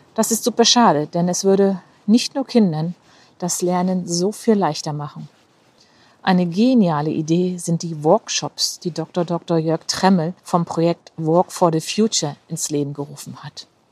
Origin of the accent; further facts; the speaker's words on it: Rostock, Mecklenburg-Vorpommern, Germany; meine Heimatstadt Rostock